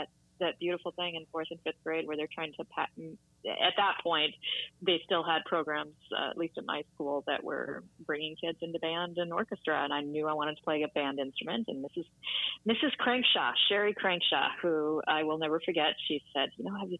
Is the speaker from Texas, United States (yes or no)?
no; Minot, North Dakota, United States; now in Boston, United States; I grew up in Minot, North Dakota, actually, way up north, about an hour from the Canadian border